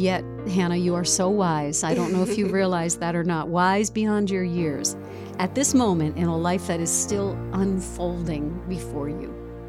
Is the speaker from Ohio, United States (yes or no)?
no; Connecticut, United States; In Connecticut? My home state.